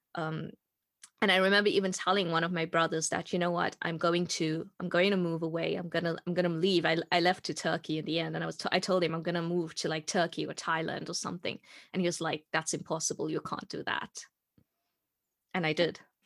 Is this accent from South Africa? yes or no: yes; South Africa; moved away as an adult; I'm from South Africa and I grew up in South Africa.